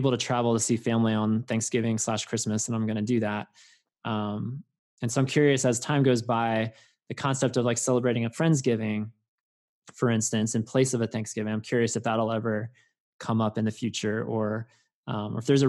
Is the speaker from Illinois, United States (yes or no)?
no; Langhorne, Pennsylvania, United States; moved away as an adult; also born or lived in West Coast; growing up in Langhorne, Pennsylvania, where there's a live nativity a mile down the road from my grandparents' house